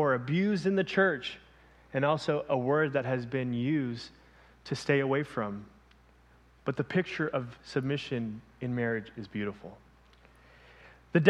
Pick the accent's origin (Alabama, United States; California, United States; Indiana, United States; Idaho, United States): California, United States; Los Angeles; moved away as an adult; also born or lived in Ventura, California; I come from Los Angeles, born and raised in LA.